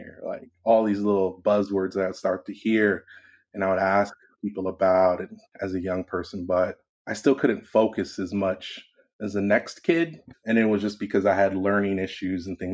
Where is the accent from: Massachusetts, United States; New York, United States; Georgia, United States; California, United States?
California, United States; Los Angeles; I'm born and raised in Los Angeles, California